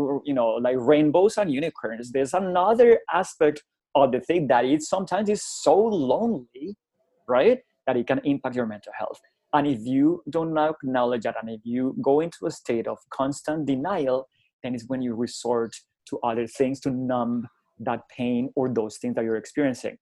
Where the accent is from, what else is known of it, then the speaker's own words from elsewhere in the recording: Colombia; English is a second language; moved away as an adult; also born or lived in United Kingdom; I was the first time I left Colombia, actually, in 1998. I went to the United Kingdom to improve my English as an English as a second language student